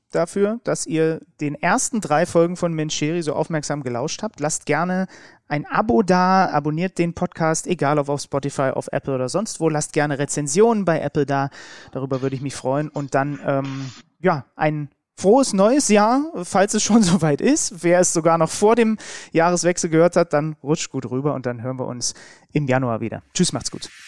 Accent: Germany; weil man irgendwie als Deutscher immer das Gefühl hat, man klingt so ein bisschen wie das Betrunkene selbst.

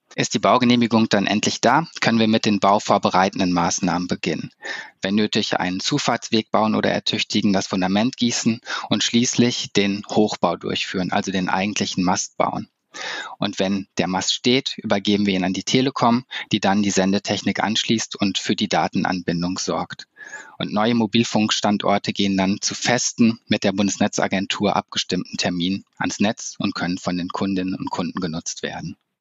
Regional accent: Cologne, North Rhine-Westphalia, Germany; für mich als Kölner

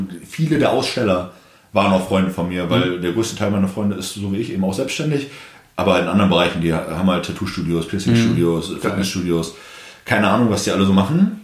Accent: Bremen, Germany; moved away as an adult; now in Berlin, Germany; ich komme ursprünglich aus Bremen, aus dem Norden. Ich bin vor einem guten Jahr nach Berlin gezogen

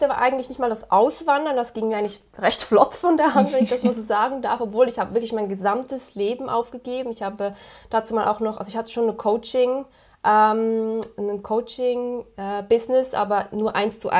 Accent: Switzerland; accent: Swiss; now in Netherlands; ich bin aus der Schweiz, wie man so gut hören kann mit meinem Akzent. äh, ich lebe jetzt seit diesen drei Jahren, nee, doch drei Jahren sind es schon wieder, in den Niederlanden

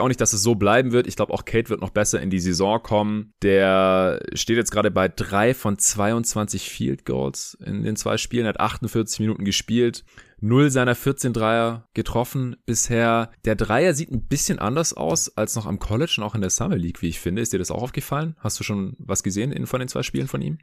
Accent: Stuttgart, Baden-Württemberg, Germany; moved away; Ich bin ja noch bis Anfang nächster Woche hier in Stuttgart in meiner alten Heimat

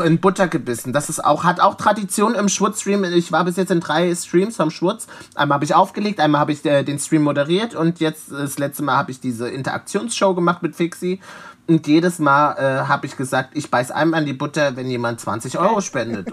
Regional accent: Leipzig, Saxony, Germany; moved away as an adult; now in Berlin, Germany; ich komme aus Leipzig

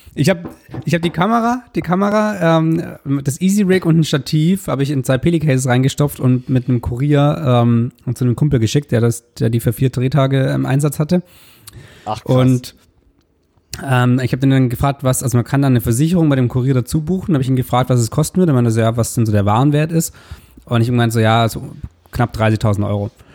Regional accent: Southern Germany, Germany; wir sind beide aus Süddeutschland

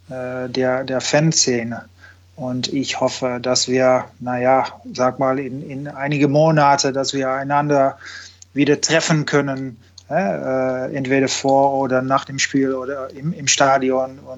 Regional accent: Netherlands; dass da noch viel mehr Fernsehgelder äh, für Vereine sind als, als bei uns in Holland.

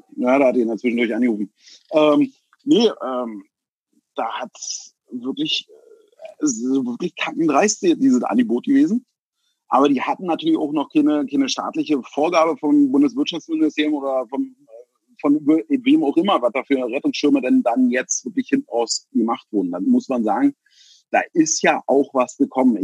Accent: Berlin, Germany; ich bin Berliner Jung, ich bin hier geboren und ich äh, denke, hier denke ich hier auch zu sterben

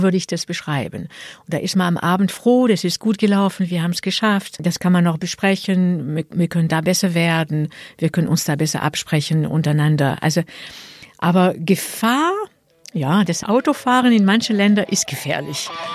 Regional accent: France; German is a second language; now in Germany; in Frankreich, in meinem Geburtsland.

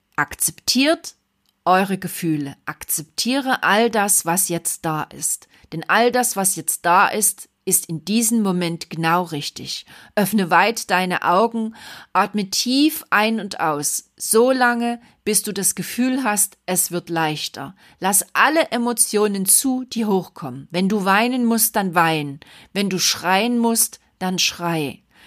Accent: Saxony, Germany; bei uns in Sachsen

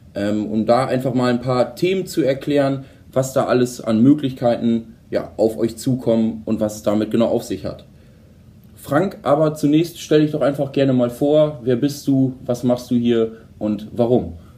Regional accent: Holdorf, Lower Saxony, Germany; ich komme ja zum Beispiel aus Holdorf

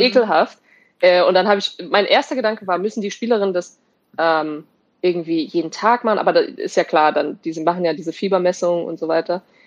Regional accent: Germany; moved away; also born or lived in Wolfsburg / Potsdam; als Deutsche

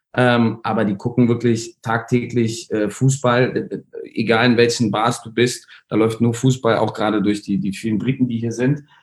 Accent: Berlin, Germany; moved away as an adult; also born or lived in Netherlands / Hong Kong; now in Dubai, United Arab Emirates; ich bin Berliner, bin in Prenzlauer Berg aufgewachsen

